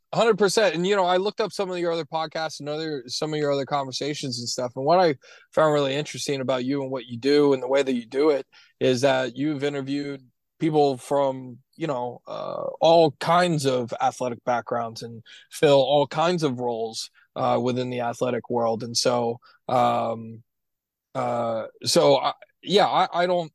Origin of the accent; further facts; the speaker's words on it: Florida, United States; also born or lived in Williamsburg, Virginia; my home state of Florida